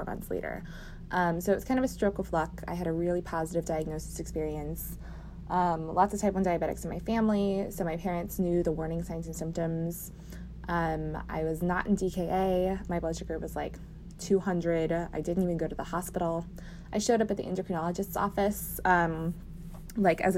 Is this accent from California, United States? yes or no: yes; Moorpark, California, United States; now in Dallas, United States; I live in Dallas, Texas, but I am originally from Moorpark, California, the Ventura County area